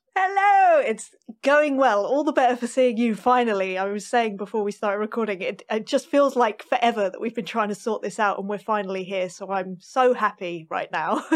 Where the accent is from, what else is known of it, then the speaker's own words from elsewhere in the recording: London, United Kingdom; I grew up in North London